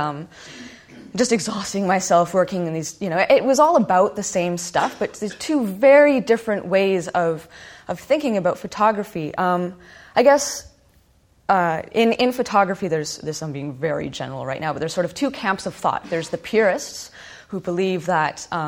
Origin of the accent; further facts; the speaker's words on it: Winnipeg, Manitoba, Canada; I'm from Winnipeg